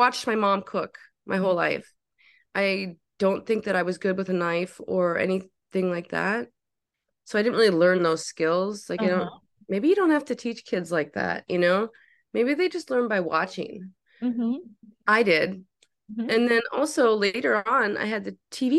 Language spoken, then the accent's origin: English; Minnesota, United States; born or raised there; moved away as an adult; also born or lived in New York City / Brooklyn